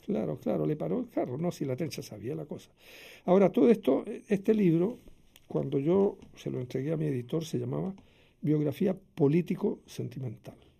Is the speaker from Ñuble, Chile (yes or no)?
no; Santiago, Santiago Metropolitan Region, Chile; en la misma clínica Carolina Freire, donde nací yo en Santiago